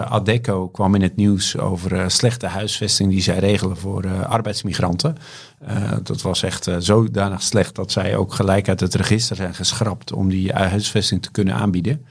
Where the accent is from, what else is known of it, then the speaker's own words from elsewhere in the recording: Volendam, North Holland, Netherlands; geboren en getogen in Volendam